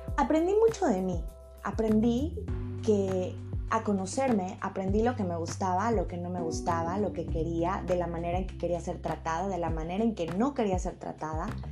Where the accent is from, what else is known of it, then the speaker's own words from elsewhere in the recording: Mexico; México es uno de los países que, más me escucha, es mi país de donde yo soy